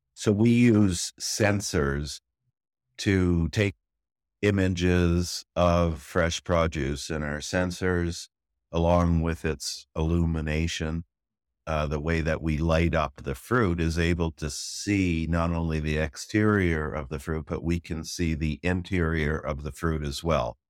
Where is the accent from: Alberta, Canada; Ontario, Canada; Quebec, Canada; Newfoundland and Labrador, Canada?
Ontario, Canada; Toronto; moved away as an adult; also born or lived in Newfoundland / Netherlands; now in Israel; I'm from Toronto for most of mm-hmm. my life, mm-hmm. originally mm-hmm. from an island off the East Coast called Newfoundland